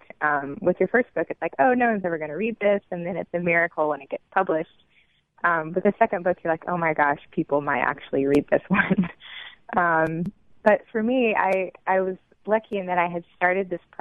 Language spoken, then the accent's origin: English; Jackson, United States; as a young child growing up in Jackson